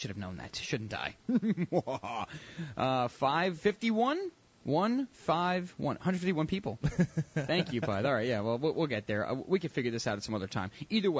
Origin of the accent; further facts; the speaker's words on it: New York, United States; we're from New York